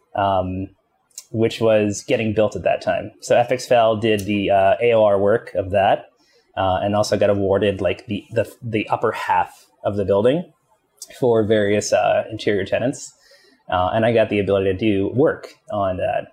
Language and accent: English; Long Island, New York, United States; also born or lived in Queens, New York; I grew up in Long Island, but was actually born in Queens.